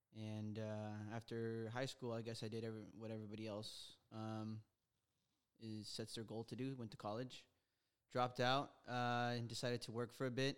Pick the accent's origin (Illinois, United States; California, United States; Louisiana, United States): California, United States; Los Angeles; I was born in Silmar, here in L